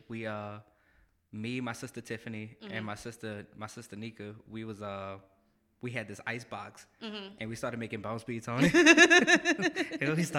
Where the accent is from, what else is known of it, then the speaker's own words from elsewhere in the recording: New Orleans, Louisiana, United States; now in Jackson, United States; I am from New Orleans.